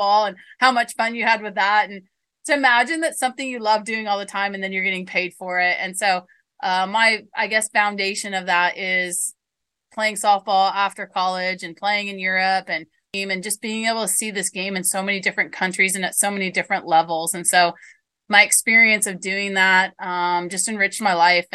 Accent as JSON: {"language": "English", "country": "United States", "said": "I'm American"}